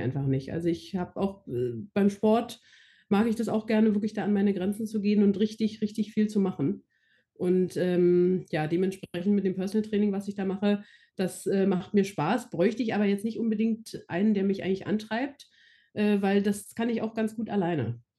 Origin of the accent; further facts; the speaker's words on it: Berlin, Germany; also born or lived in Frankfurt am Main; Berlin-Brandenburg ist ja hier nur meine Heimat